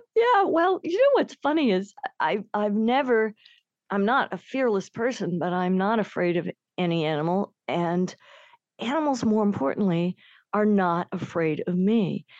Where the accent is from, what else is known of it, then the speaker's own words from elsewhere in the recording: Germany; I was born in Germany